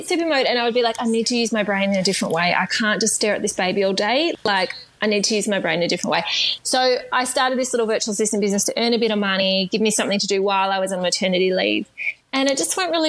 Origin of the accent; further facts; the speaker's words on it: Melbourne, Victoria, Australia; I grew up in Melbourne in the eastern suburbs of Melbourne